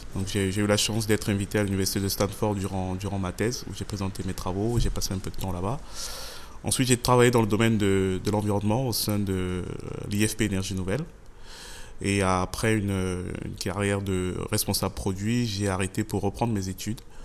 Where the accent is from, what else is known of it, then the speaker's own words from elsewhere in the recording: Yaoundé, Centre, Cameroon; j'ai grandi au, j'ai grandi au Cameroun